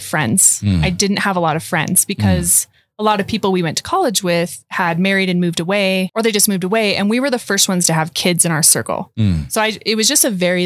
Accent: Montana, United States; I grew up in Montana.

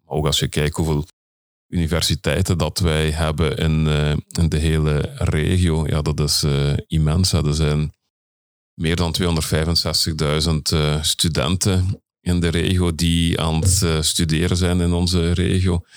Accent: Belgium; ik ben Belg en ik eh, werk in Nederland

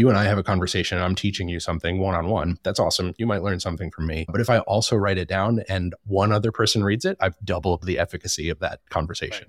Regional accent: Charlotte, North Carolina, United States; locally here in my hometown of Charlotte

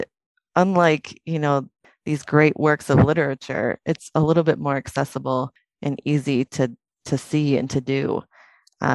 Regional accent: Wisconsin, United States; I'm from Wisconsin in the U.S.

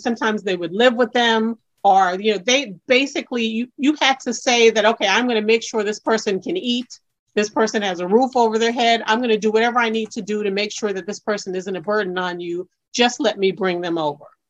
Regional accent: New York City, New York, United States; being an individual born in Brooklyn, New York

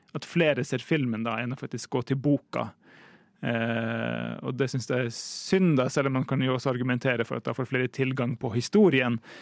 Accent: Tromsø, Troms, Norway; Jeg kommer jo fra Tromsø

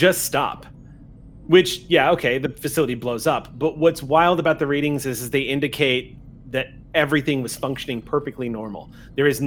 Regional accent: South Texas, United States; I'm from South Texas

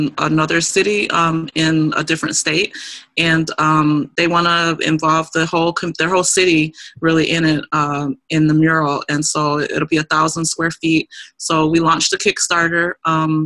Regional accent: Milwaukee, Wisconsin, United States; it was done in my hometown

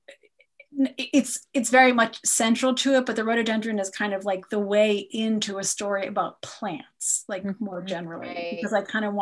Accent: United States; I'm an American

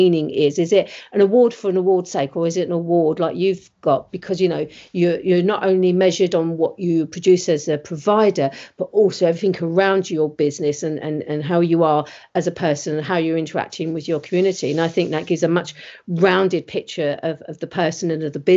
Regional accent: United Kingdom; We're British

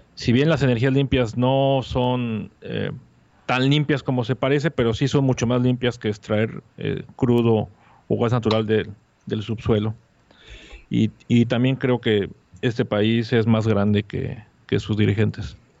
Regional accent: Mexico City, Mexico; now in Mérida, Mexico; yo soy un chilango que vivo en la ciudad de Mérida

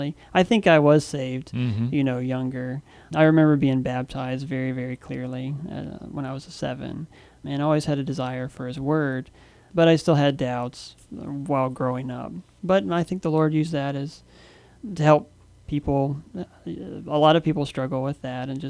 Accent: North Carolina, United States; moved away as an adult; also born or lived in China; now in Guam; I grew up in North Carolina

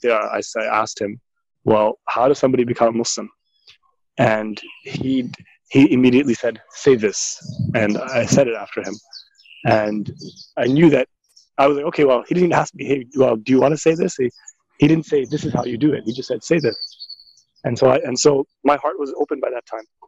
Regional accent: Markham, Ontario, Canada; moved away as an adult; also born or lived in Toronto, Canada / Jordan / Tarim, Yemen / Trinidad; was born and raised in Toronto, in North York to be exact, and then and spent my formative years in Markham in Ontario, Canada

